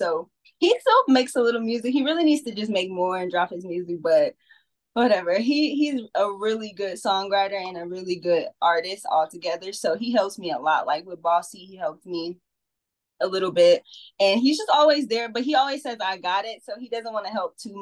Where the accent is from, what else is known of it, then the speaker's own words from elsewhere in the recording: Ocean Springs, Mississippi, United States; I'm from Ocean Springs, Mississippi, so it's a little small town